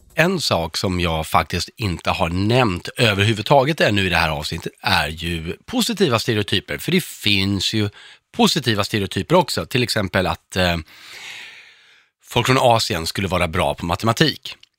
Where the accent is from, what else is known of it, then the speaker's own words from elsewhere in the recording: Örebro, Örebro County, Sweden; Jag är, kommer från Örebro själv